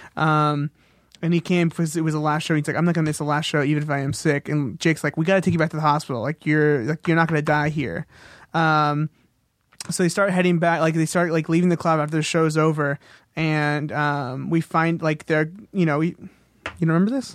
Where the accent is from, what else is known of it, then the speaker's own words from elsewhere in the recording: Corona, California, United States; based in Corona, California, which is in, around Riverside area, near Orange County, near desert, um, which is where I grew up.